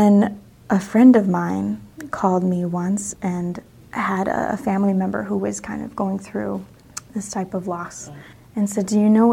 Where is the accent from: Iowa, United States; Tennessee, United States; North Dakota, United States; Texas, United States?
Iowa, United States; Northwest; I grew up in Northwest Iowa, and actually really close to the border of Minnesota